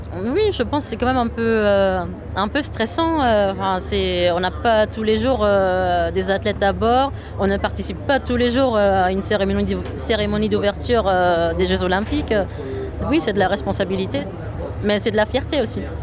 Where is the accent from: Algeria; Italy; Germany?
Germany; now in France; je suis allemande